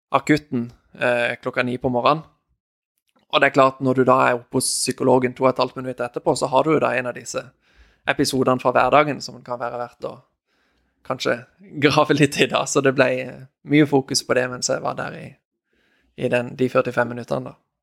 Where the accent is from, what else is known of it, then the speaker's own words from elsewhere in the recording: Norway; moved away as an adult; familien min hjemme i Norge